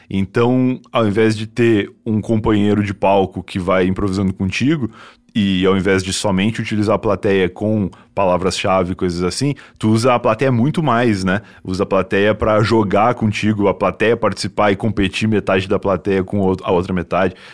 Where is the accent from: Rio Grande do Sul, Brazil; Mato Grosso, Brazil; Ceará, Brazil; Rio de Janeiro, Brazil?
Rio Grande do Sul, Brazil; Rio Grande; now in São Paulo, Brazil; sou de Rio Grande, que é bem no sul.